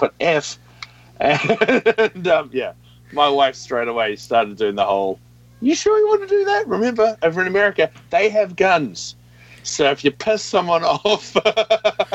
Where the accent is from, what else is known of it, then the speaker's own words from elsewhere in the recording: New Zealand; I'm a Kiwi.